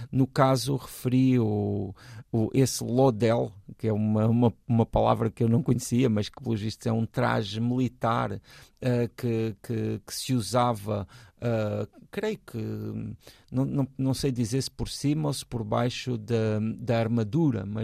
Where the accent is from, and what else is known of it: Portugal